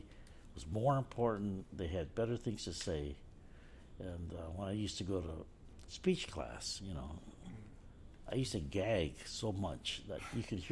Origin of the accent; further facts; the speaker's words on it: Chicago, Illinois, United States; growing up in Chicago